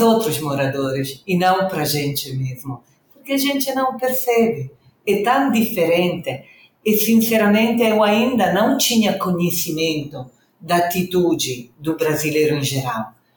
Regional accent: Reggio Emilia, Emilia-Romagna, Italy; Portuguese is a second language; moved away as an adult; now in Rio de Janeiro, Brazil; sou italiana do norte da Itália, Reggio Emília

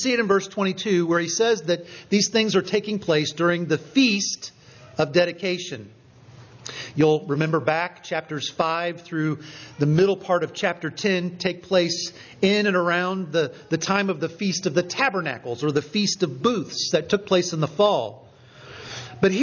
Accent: Richmond, Indiana, United States; moved away; my hometown, Richmond, Indiana

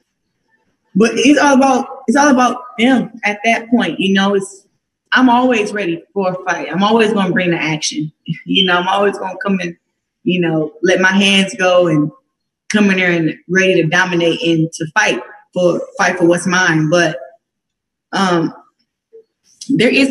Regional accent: Flint, Michigan, United States; my hometown

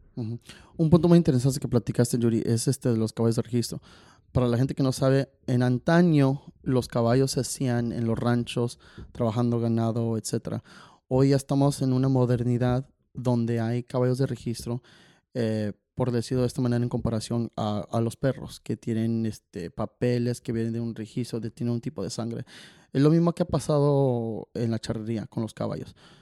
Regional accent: Chicago, Illinois, United States; moved away; also born or lived in California; yo crecí charré en Chicago y he charreado en California

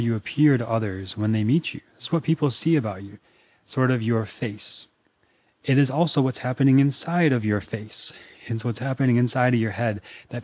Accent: Minnesota, United States; also born or lived in Austin, Texas; now in Venice, California, United States; I grew up in Minnesota

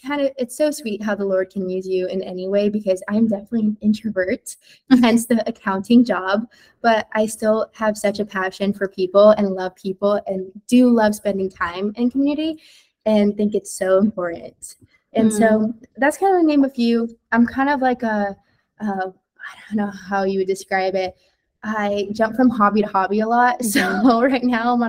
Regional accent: San Diego, California, United States; moved away as an adult; also born or lived in Riverside, California; now in Orange County, United States; I'm originally from San Diego and then moved up to the Inland Empire OC area

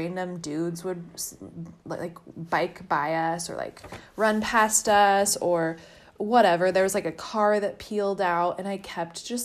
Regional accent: El Dorado Hills, California, United States; I grew up in El Dorado Hills

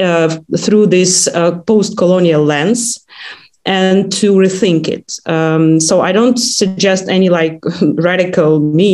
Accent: Kyiv, Ukraine; my hometown, near Kyiv.

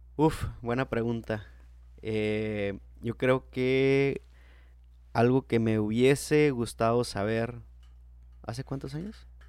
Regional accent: Mexico; yo soy nacido en México

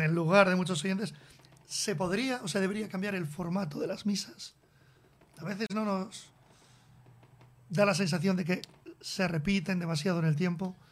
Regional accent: Biscay, Basque Country, Spain; los dos somos del Cantábrico, aunque yo soy de Vizcaya

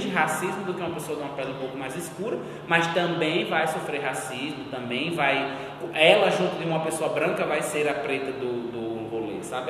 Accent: Northeast Brazil, Brazil; Sou bicha gorda, nordestina

